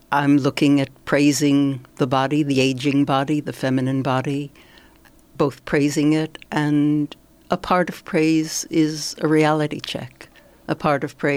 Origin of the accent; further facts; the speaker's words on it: New York City, New York, United States; now in Paris, France; I was born in New York City, right.